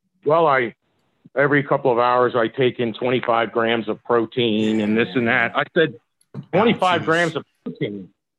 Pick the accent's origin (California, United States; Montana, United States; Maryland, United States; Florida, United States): Maryland, United States; Howard County; also born or lived in Baltimore, Maryland / Columbia, Maryland; Well, originally just outside Baltimore City, and then at the age of 8, we moved out to Howard County, Maryland.